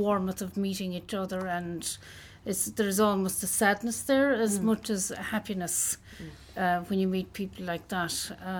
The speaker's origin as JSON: {"language": "English", "town": "Tulla", "region": "Munster", "country": "Ireland", "tie": "born or raised there", "said": "I come from Tulla."}